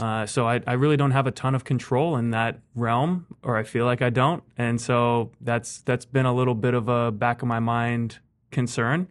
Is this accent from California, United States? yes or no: yes; Fair Oaks, California, United States; moved away as an adult; also born or lived in Fresno, California; grew up mostly in in Fair Oaks.